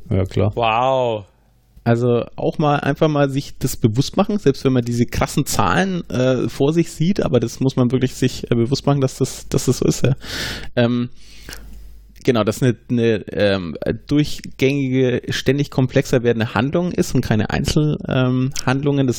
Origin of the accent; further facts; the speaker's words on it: Franconia, Bavaria, Germany; Also wir sind ja aus Franken.